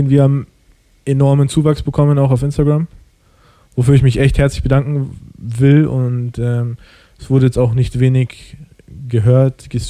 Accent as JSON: {"language": "German", "country": "Germany", "tie": "born or raised there", "said": "ich komme aus dem Ausland, sage ich jetzt mal, so, ich bin in Deutschland geboren, ich habe einen deutschen Pass."}